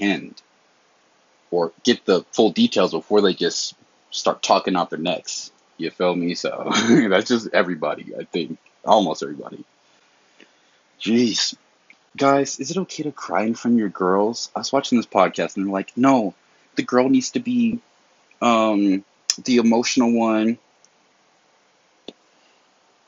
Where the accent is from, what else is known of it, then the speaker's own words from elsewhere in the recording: the South, United States; I'm from the South